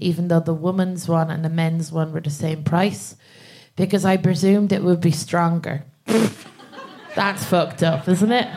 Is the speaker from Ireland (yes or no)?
yes; Ireland; moved away as an adult; now in England, United Kingdom; I'm from Ireland and I moved to England about I'd say about four years